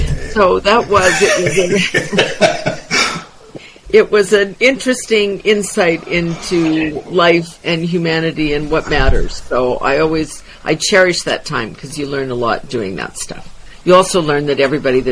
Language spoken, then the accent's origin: English; Wadena, Saskatchewan, Canada; born and raised in Wadena, Saskatchewan